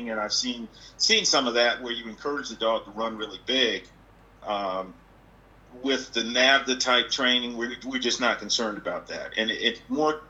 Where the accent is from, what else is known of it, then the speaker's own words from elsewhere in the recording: Detroit, Michigan, United States; now in Kansas, United States; I'm actually from Detroit